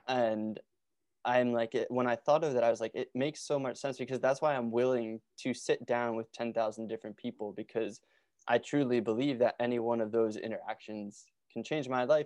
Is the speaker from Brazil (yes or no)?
no; Norristown, Pennsylvania, United States; I grew up in Norristown, Pennsylvania, which is, like, forty minutes outside of Philly